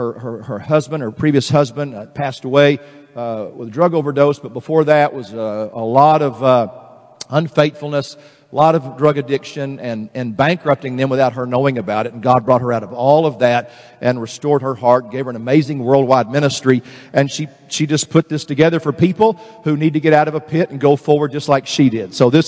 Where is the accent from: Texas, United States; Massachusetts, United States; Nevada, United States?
Texas, United States; Man from Connecticut the other day was making fun of me because I was from Texas.